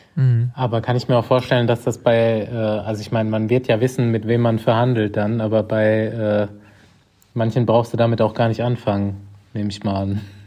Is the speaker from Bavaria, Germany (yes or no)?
yes; Aschaffenburg, Bavaria, Germany; meine Heimatstadt Aschaffenburg